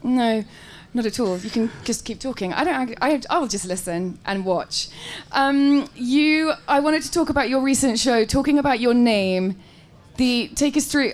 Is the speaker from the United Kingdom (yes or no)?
yes; England, United Kingdom; I'm really English